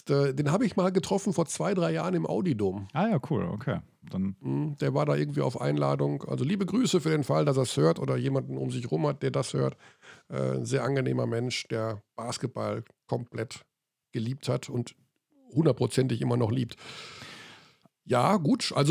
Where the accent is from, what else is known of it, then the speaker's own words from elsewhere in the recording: Hagen, North Rhine-Westphalia, Germany; Gut, das ist für mich relativ einfach, weil er aus meiner Heimatstadt kommt.